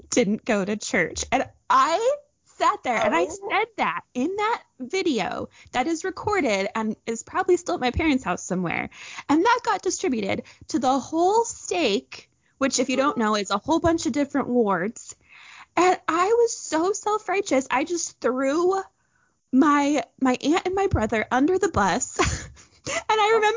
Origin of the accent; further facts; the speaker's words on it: Orem, Utah, United States; I grew up in Orem, Utah